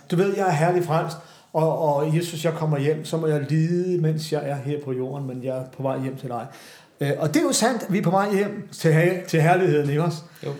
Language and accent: Danish; Glostrup, Capital Region of Denmark, Denmark; nu er jeg fra Københavns Vestegn